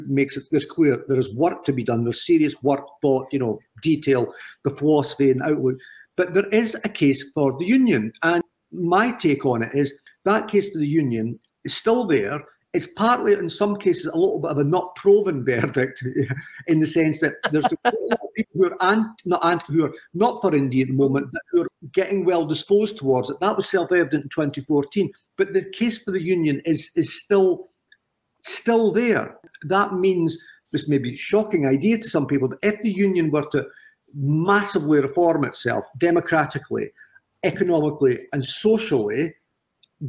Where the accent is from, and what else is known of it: Scotland, United Kingdom